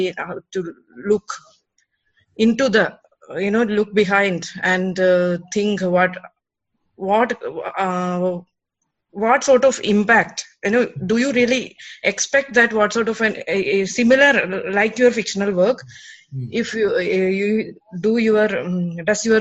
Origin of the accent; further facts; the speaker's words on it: Kerala, India; now in Europe; I'm from Kerala and I have no winter or autumn.